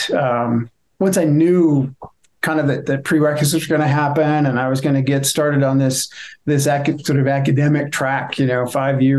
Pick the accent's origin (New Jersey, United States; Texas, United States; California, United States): California, United States; San Francisco Bay Area; born or raised there; moved away as an adult; also born or lived in Perugia, Italy / Fort Collins, Colorado; now in Santa Fe, United States